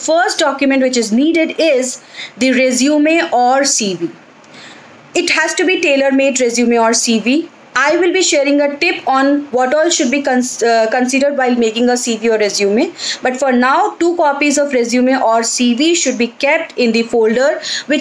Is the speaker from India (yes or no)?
yes; India; we being an Indian